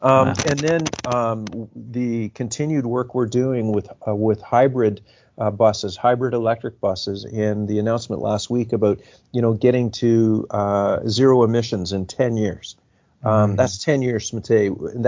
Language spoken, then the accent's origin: English; Oshawa, Ontario, Canada; born there; And then, you know, I'm proud to say that while I was born in Oshawa, my family, are a number of my cousins and are still farmers within the region of Durham